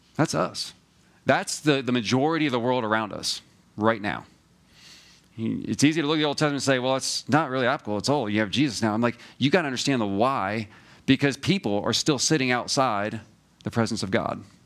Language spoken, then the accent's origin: English; New Jersey, United States; moved away; also born or lived in Georgia; I'm from New Jersey